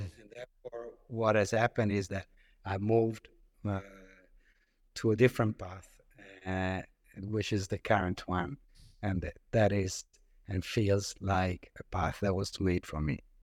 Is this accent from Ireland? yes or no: no; Italy; moved away as an adult; also born or lived in France / London; I grew up in Italy